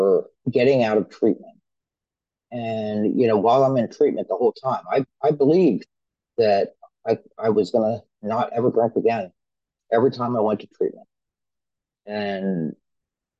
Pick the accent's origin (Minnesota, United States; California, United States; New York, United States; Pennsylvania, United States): Pennsylvania, United States; I'm from Pennsylvania. I'm born and raised here